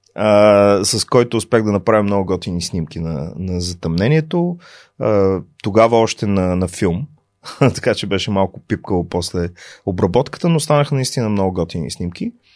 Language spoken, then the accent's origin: Bulgarian; Plovdiv, Plovdiv Province, Bulgaria; moved away as an adult; also born or lived in Sofia / United States; роден съм в София, между другото, но съм израснал в Пловдив и се чувствам пловдивчанин